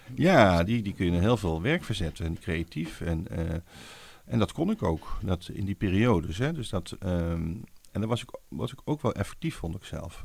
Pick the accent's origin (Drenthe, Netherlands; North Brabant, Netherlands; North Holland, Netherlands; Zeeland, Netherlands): North Brabant, Netherlands; Wouw; Ik kom uit West-Brabant, uit een dorpje Wouw